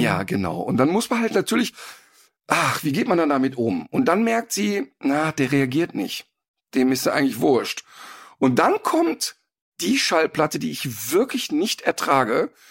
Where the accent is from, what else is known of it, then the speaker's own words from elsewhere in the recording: Ruhr area, North Rhine-Westphalia, Germany; now in Cologne, Germany; Ich komme ja ursprünglich aus dem Robot und habe ja nicht so eine Ursprungsaffinität. Aber durch die 30 Jahre Köln